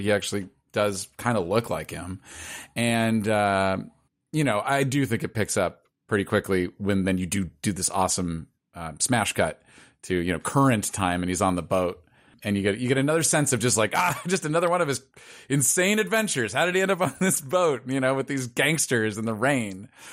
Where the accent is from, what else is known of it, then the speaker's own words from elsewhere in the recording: Los Angeles, California, United States; I'm from Pacific Palisades, which is, is exactly what it sounds like. It's sort of a, a nice little area near Malibu.